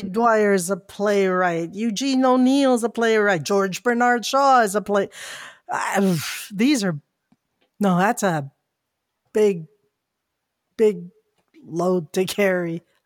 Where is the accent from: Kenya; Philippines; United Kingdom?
Philippines; I'm a Filipino